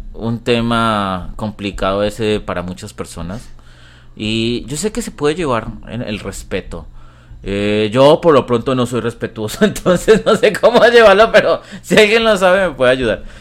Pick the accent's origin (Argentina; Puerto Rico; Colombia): Colombia; yo soy colombiano